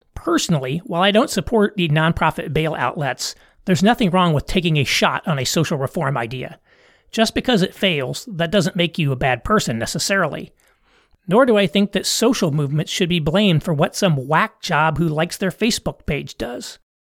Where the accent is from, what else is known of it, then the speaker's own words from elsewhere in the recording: United States; I'm an American